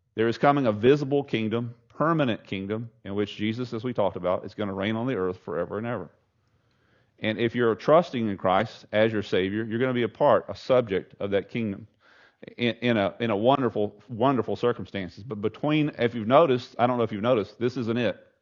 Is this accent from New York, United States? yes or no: no; Southeast Texas, United States; I grew up in Southeast Texas